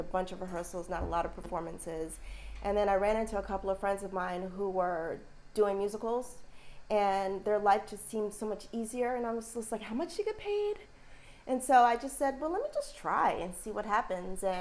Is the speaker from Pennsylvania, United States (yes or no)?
no; Albany, New York, United States; moved away as an adult; I am from upstate New York, Albany.